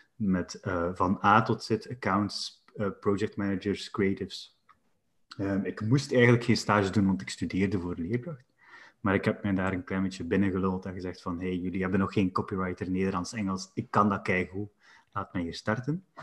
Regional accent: West Flanders, Belgium; als West-Vlaming

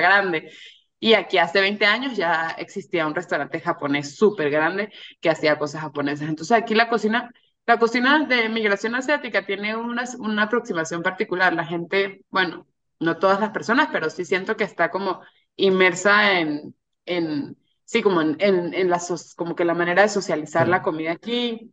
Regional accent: San Cristóbal / Mérida, Andes, Venezuela; also born or lived in Caracas, Venezuela; now in Mexico City, Mexico; mi casa en, San Cristóbal o en Mérida

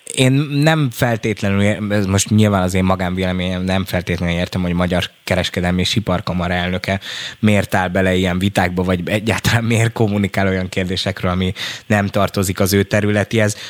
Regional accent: the edge of the Austrian border, Western Hungary, Hungary; én az osztrák határ széléről ö, származom

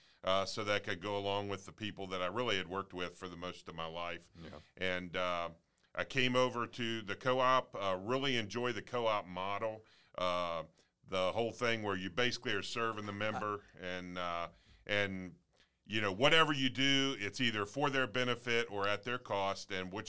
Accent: Winchester, Virginia, United States; also born or lived in Annapolis, Maryland; I'm a longtime Shenandoah Valley resident, born and raised in Winchester, Frederick County area.

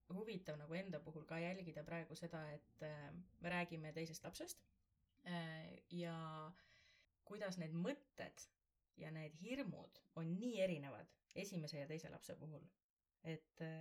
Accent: Võru, Võru County, Estonia; also born or lived in Tallinn; now in Mustvee area, Estonia; me oleme ise mõlemad maakad, mina olen Võrust

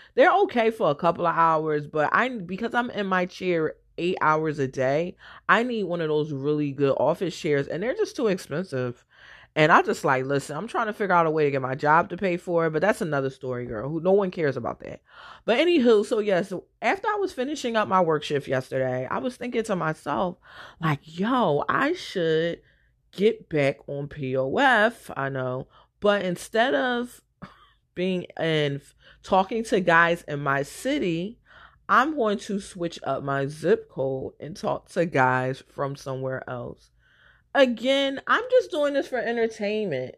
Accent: Philadelphia, Pennsylvania, United States; I'm from West Philly

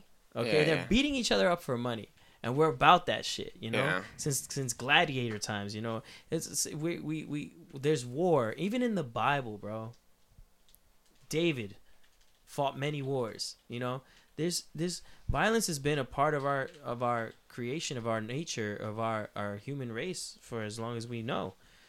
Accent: Puerto Rico; Where I come from, like the way I grew up, like I'm from El Negro, Puerto Rico, where we grow up.

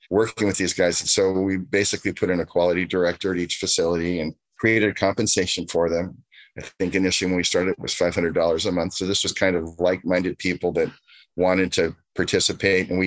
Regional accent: Southern California, United States; as a Californian, a Southern Californian

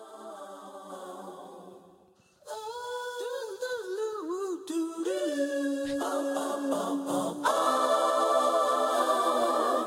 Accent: Snellville, Georgia, United States; I was born and raised here in Snellville

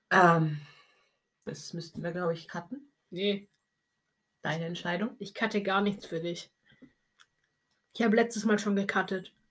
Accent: Switzerland; ich komme eben aus der Schweiz, Bruder. Ähm, deshalb sage ich morgen essen.

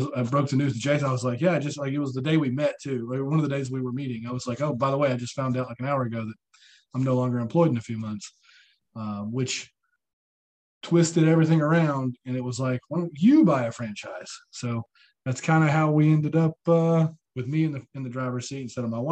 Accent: Chattanooga, Tennessee, United States; moved away as an adult; now in Huntsville, United States; I'm about 2 hours from my hometown in Chattanooga

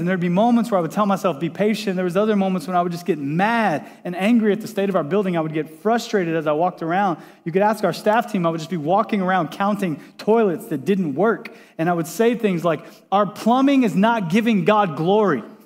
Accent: Texas, United States; also born or lived in Washington State; now in San Diego, United States; I grew up in Texas

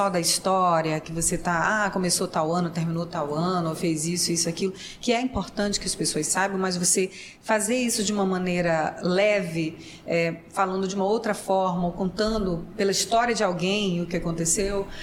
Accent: Manaus, Amazonas, Brazil; Sou de Manaus.

